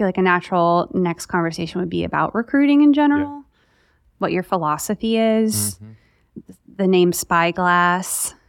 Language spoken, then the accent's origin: English; New York, United States; especially growing up in New York.